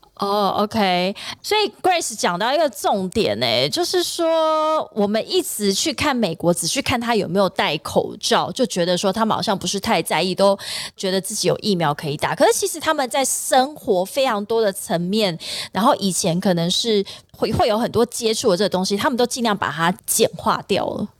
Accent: Taiwan; 或者是我们台湾人飞过去的话，

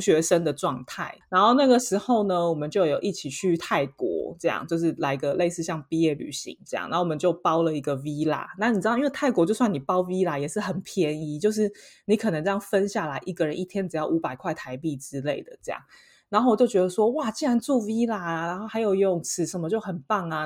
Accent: Taiwan; now in Paris, France; 身为一个台湾人

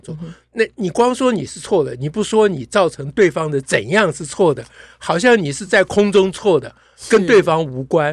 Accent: Taiwan; 我们在台湾共同的成长背景都是学悔过书长大的

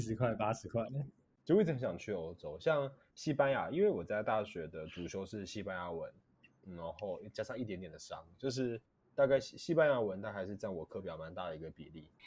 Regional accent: Taiwan; 我们台湾人会讲早安大概是中午以前

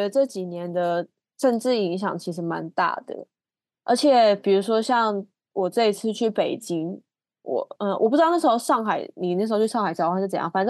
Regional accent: Taiwan; 然后甚至还有一个听到我们是台湾来的

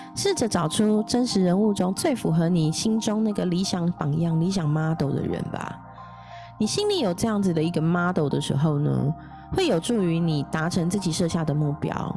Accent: Taipei, Taiwan; 公立的话是北投那边的复兴高中，我在那边认识了一票很好的朋友、同学

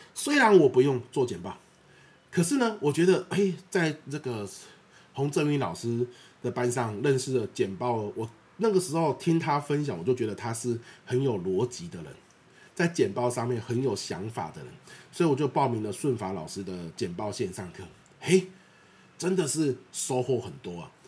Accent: Xinpi, Pingtung County, Taiwan; moved away; 屏东是我的故乡

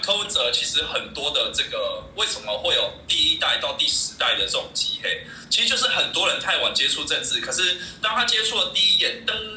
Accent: Taiwan; 以前都是国民党对我们台湾人

